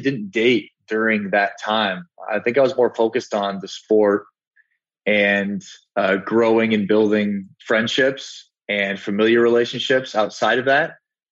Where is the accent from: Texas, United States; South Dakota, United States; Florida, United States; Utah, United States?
South Dakota, United States; I'm from South Dakota. And if anybody knows anything about South Dakota and the Midwest, is that we're very family oriented